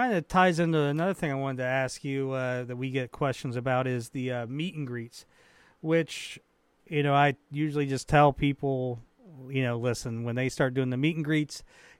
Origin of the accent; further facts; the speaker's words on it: Cleveland, Ohio, United States; a fellow Clevelander.